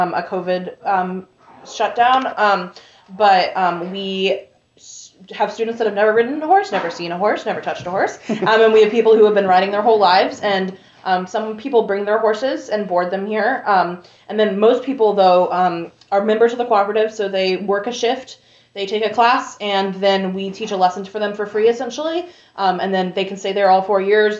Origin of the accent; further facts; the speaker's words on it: Durham, North Carolina, United States; moved away as an adult; now in Richmond, Indiana, United States; I'm from Durham, North Carolina.